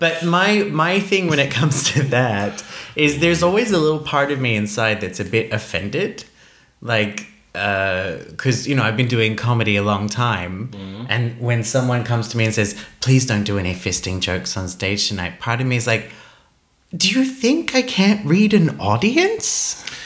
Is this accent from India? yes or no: no; Iceland; moved away; I am Icelandic.